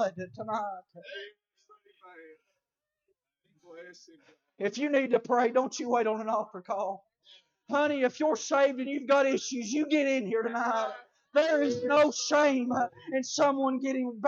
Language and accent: English; Colmont, Tennessee, United States; I grew up in Colmont, Tennessee